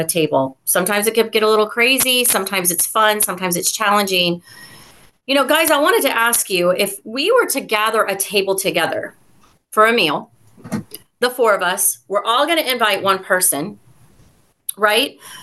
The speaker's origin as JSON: {"language": "English", "region": "the South", "country": "United States", "said": "I'm from the South"}